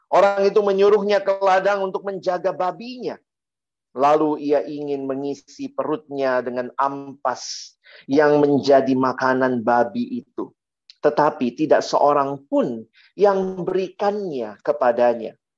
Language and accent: Indonesian; Ambon, Maluku, Indonesia; Kalau saya orang Ambon bilang supastiu ya.